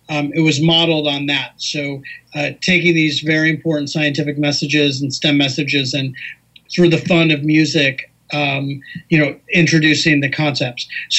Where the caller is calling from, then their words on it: Los Angeles, California, United States; I'm also in Los Angeles as well. So, we could have done this in person. I'm here in lovely, sunny Southern California.